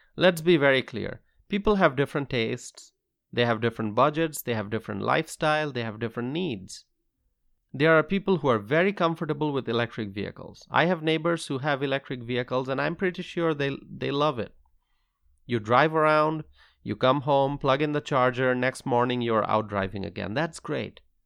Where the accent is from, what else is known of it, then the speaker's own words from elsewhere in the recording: United States; As a freedom-loving American